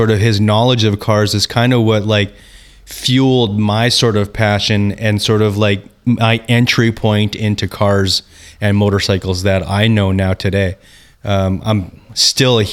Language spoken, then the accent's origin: English; Prince George, British Columbia, Canada; I grew up in Prince George, so like road racing wasn't a thing there.